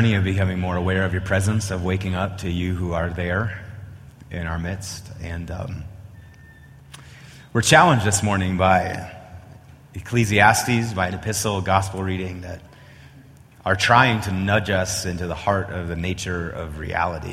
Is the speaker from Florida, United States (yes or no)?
no; Wisconsin, United States; moved away as an adult; also born or lived in Oklahoma / Chicago; now in Colorado, United States; I hail from Wisconsin